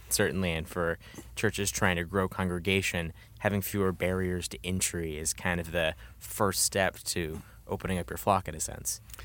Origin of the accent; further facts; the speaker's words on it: Midwest, United States; I'm from the Midwest